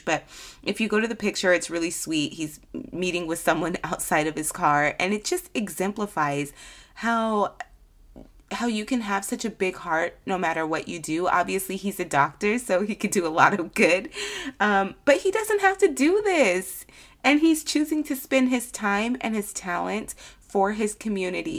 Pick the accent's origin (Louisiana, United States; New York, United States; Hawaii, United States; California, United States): California, United States; I'm from California